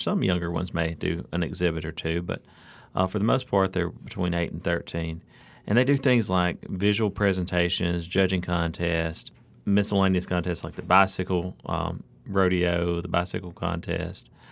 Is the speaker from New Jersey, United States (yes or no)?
no; Alabama, United States; born or raised there; now in Mississippi, United States